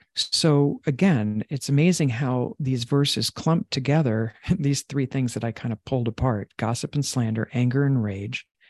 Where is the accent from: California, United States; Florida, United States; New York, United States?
New York, United States; Long Island; I grew up in Long Island